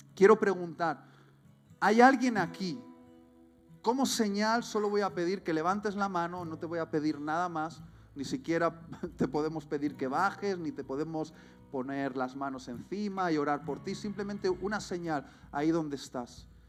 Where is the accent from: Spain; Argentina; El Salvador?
Spain; mi corazón late por, por mi tierra y por mi gente